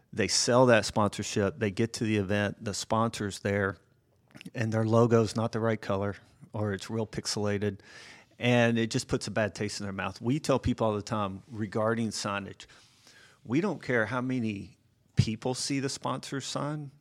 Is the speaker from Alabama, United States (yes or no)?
no; Atlanta, Georgia, United States; I grew up here in Atlanta